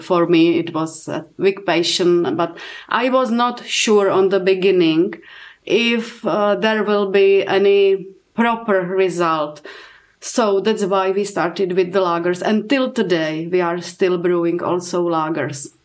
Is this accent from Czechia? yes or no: yes; Czechia; I'm coming from Czech Republic